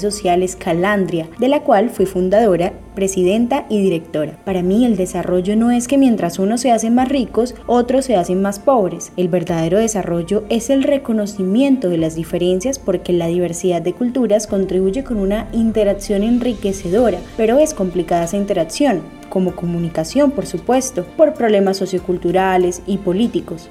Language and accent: Spanish; Peru; una educadora y comunicadora peruana